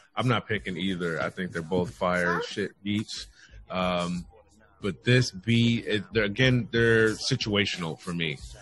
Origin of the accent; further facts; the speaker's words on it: California, United States; I'm from California